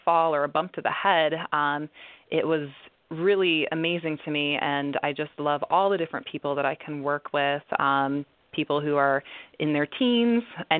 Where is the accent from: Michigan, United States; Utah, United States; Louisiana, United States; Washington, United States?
Michigan, United States; Detroit; I grew up in the Detroit area